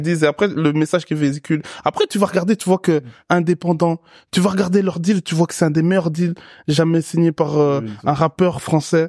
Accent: Brussels, Brussels-Capital Region, Belgium; je suis un Bruxellois de merde

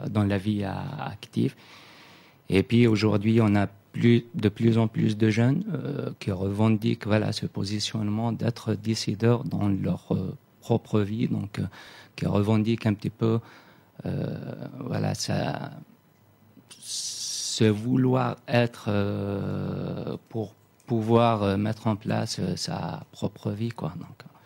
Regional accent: Akbou, Béjaïa Province, Algeria; je viens de, la ville d'Akbou, donc dans la région de Kabylie, à Abidjaya.

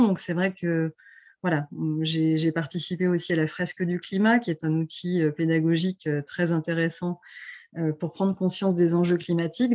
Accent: L'Aiguillon-sur-Mer, Pays de la Loire, France; j'ai baigné dans le tourisme depuis toute petite puisque je suis, je viens de l'Aiguillon-sur-Mer, donc qui est une petite station balnéaire de Vendée

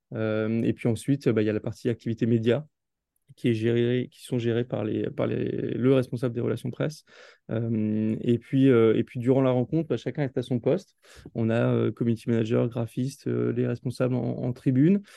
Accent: Alsace, Grand Est, France; also born or lived in New York, United States; je suis originaire d'Alsace

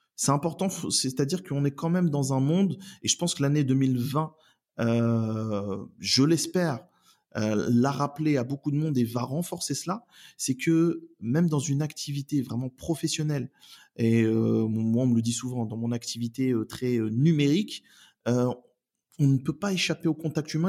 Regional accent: Oissel, Normandy, France; also born or lived in Elbeuf / Saint-Pierre-lès-Elbeuf; j'habite euh, la métropole de Rouen depuis bah, depuis toujours. J'y suis né, je suis né à Elbeuf. j'ai fait mes études, j'ai grandi sur Oissel

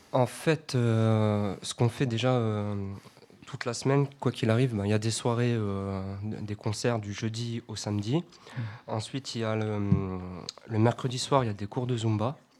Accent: Grenoble, Auvergne-Rhône-Alpes, France; moi en tant que grenoblois

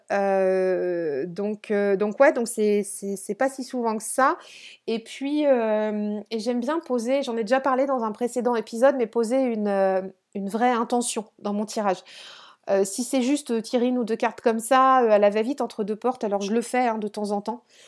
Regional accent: Brittany, France; je suis dans le Morbihan et je suis euh, sur le, enfin sur le golfe.

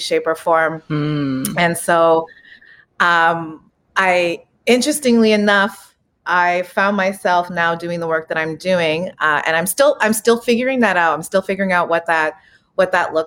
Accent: Winnipeg, Manitoba, Canada; now in Toronto, Canada; I am Afro-Anishinaabe from Winnipeg, Manitoba, as I always say, the biggest urban reserve. I am a proud member of Rolling River First Nations. And yeah, I grew up in Winnipeg, in the West End

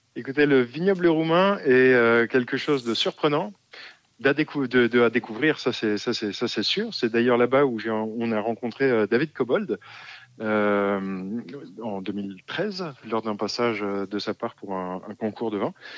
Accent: Alsace, Grand Est, France; moved away as an adult; also born or lived in Romania; je suis originaire d'Alsace, mais en dehors du vignoble alsacien.

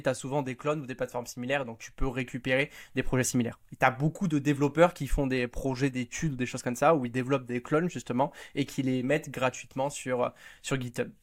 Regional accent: Hossegor, Nouvelle-Aquitaine, France; je suis né vraiment au bord de mer, à Osegor.

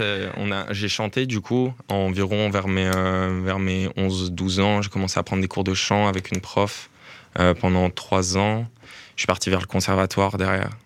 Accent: Lyon, Auvergne-Rhône-Alpes, France; moved away as an adult; now in Brussels, Belgium; je suis arrivé à Bruxelles il y a un an et demi, donc moi je viens de la France, depuis Lyon

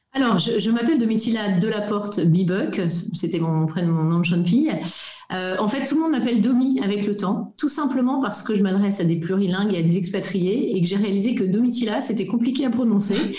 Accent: Belgium; first language French; moved away as an adult; also born or lived in Japan / Singapore / Germany / Brussels; now in Dresden, Germany; moi je suis belge francophone

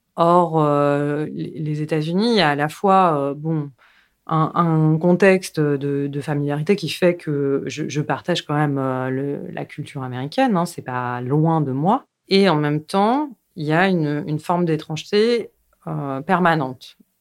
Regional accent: Paris, Île-de-France, France; je suis née à Paris, donc euh, j'ai passé mes plus jeunes années à Paris, puis après on a déménagé en banlieue, et après je suis retournée à Paris

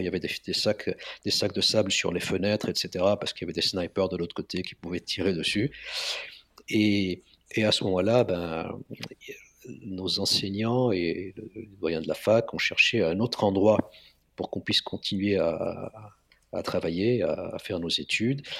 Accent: Lebanon; moved away as an adult; also born or lived in Marseille, France; now in Paris, France; je suis né au Liban en 65.

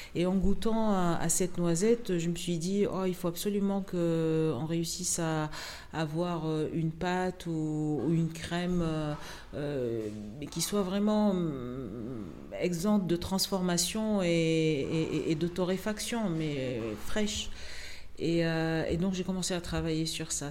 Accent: Tunisia; moved away; toute ma vie depuis que je suis née donc en Tunisie

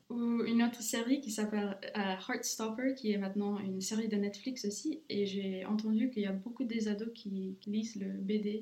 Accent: Luxembourg; also born or lived in Romania / England / Ireland; j'habite au Luxembourg dès que j'ai 7 ans. Je viens de la Roumanie

